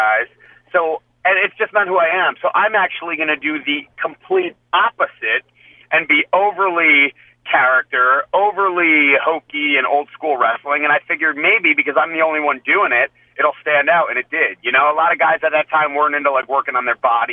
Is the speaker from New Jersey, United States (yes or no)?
yes; New Jersey, United States; I'm from Jersey